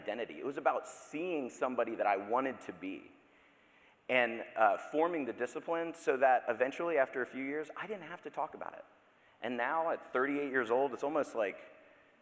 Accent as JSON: {"language": "English", "town": "Daytona Beach", "region": "Florida", "country": "United States", "tie": "born or raised there", "said": "I grew up in Daytona Beach, Florida"}